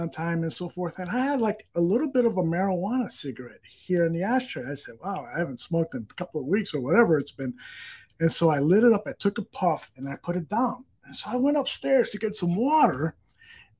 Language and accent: English; Chicago, Illinois, United States; I grew up in the Humboldt Park area, when I moved in the late 60s